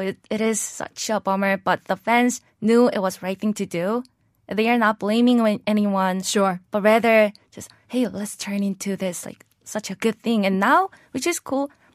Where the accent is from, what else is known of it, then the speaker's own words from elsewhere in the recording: South Korea; moved away as an adult; also born or lived in Pennsylvania, United States; I was born and raised in Korea